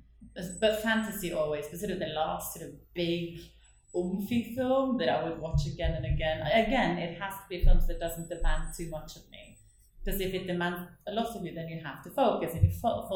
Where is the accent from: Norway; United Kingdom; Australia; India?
Norway; Northern Norway; accent: broad northern Norwegian dialect; English is a second language; moved away; my Norwegian accent is, I have a really broad dialect because I come from sort of further north